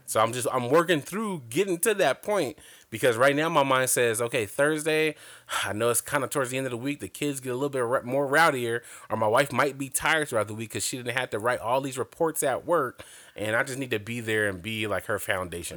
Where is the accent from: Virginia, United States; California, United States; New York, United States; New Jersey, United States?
California, United States; Compton; I grew up in L A, so all of L A, well, I grew up in Compton to be exact